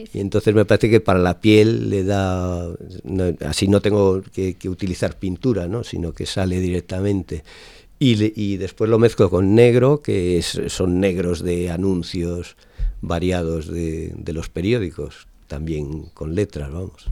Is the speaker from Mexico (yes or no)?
no; Lalín, Galicia, Spain; moved away as an adult; now in Zaragoza, Spain; Yo soy gallego. Nací en, en Lalín, pero llevo ahora viviendo pues más de 25 años en Zaragoza.